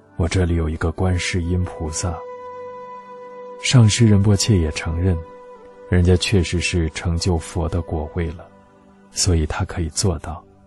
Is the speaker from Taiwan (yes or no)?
no; Tibet, China; moved away; 我说我从西藏来